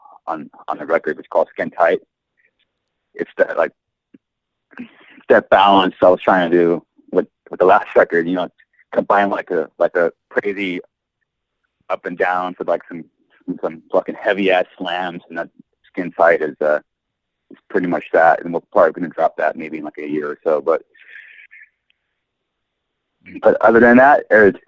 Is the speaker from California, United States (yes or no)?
yes; Southern California, United States; we're from SoCal